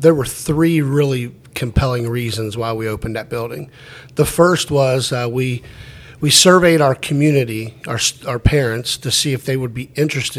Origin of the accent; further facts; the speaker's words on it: Ross, Ohio, United States; I grew up in Ross